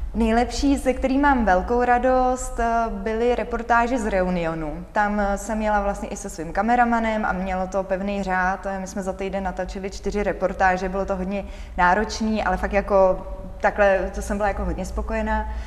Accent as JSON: {"language": "Czech", "country": "Czechia", "said": "když se mě někdo zeptá, odkud si, já řeknu z České republiky"}